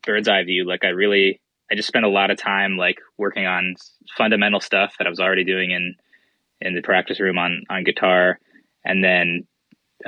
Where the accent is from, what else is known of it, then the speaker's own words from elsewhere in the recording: Boston, Massachusetts, United States; moved away as an adult; also born or lived in Pittsburgh; I grew up in Boston and I moved to Pittsburgh to go to school